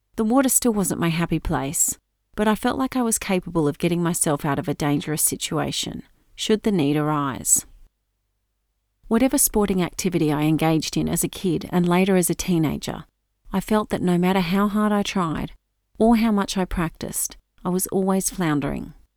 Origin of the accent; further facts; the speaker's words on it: Norfolk Island; Growing up on Norfolk Island, we all spent a lot of time in the water